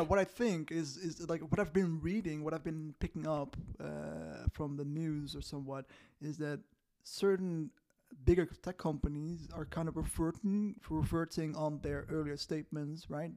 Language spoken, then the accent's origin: English; Netherlands; I used to work for a Dutch company in the Netherlands, where, um, you know, in my hometown